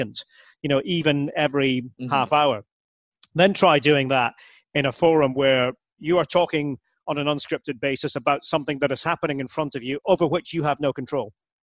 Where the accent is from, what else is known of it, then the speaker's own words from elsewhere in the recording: Aberdeen, Scotland, United Kingdom; I'm from Aberdeen, from Scotland